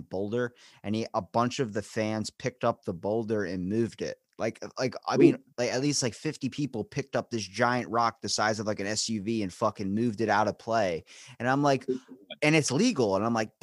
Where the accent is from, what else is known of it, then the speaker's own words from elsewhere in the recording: Maryland, United States; I'm from Maryland